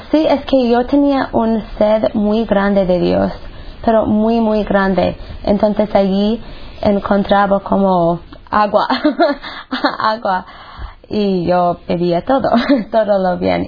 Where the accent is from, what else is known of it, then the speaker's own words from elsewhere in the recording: United States; moved away; soy de los Estados Unidos. Y pues crecí en una familia pues buena, normal